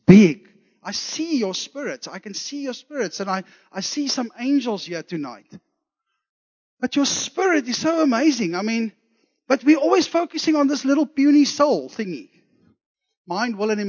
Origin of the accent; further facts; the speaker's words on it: Zululand, KwaZulu-Natal, South Africa; I was born in Zululand, so I have some Zulu blood in me